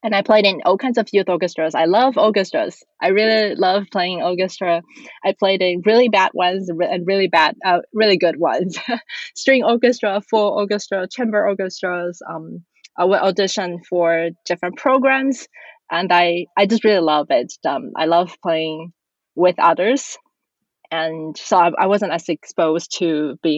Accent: Taiwan; I was born and raised in Taiwan

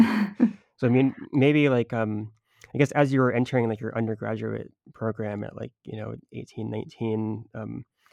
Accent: Tampa, Florida, United States; moved away; I was from the Tampa area

